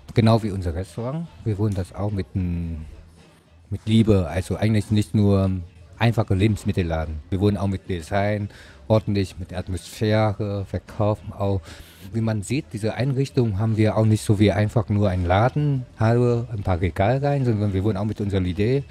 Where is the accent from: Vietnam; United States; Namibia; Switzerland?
Vietnam; now in Weimar, Germany; Ich komme aus Vietnam